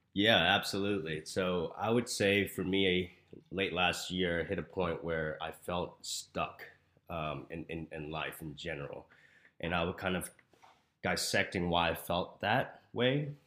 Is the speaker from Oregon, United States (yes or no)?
no; Houston, Texas, United States; moved away as an adult; now in Arizona, United States; I am from Houston, Texas